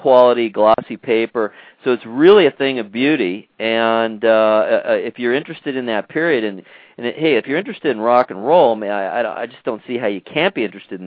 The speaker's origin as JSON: {"language": "English", "country": "United States", "tie": "born or raised there", "also_born_or_lived": "Ohio", "said": "I'm born and raised in America"}